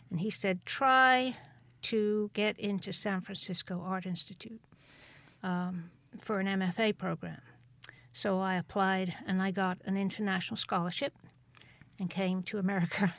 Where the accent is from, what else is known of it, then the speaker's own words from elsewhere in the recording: Cheltenham, South West England, United Kingdom; born there; Cheltenham. Cheltenham. Yeah, in Gloucestershire